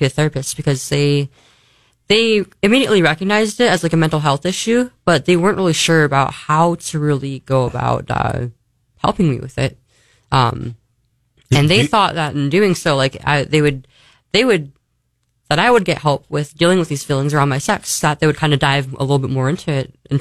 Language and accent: English; California, United States; I'm from California, so I'm used to like 100-degree weather